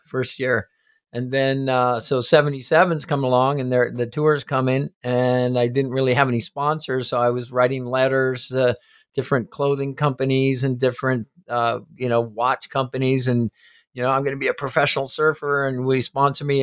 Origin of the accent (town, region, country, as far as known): Hawaii, United States; born or raised there; also born or lived in Indianapolis, Indiana